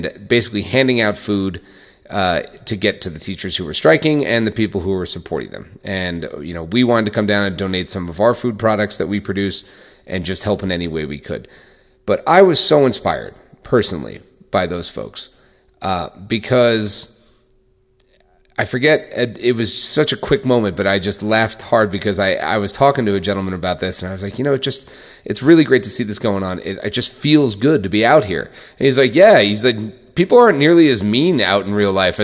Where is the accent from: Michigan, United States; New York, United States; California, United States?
New York, United States; I grew up in New York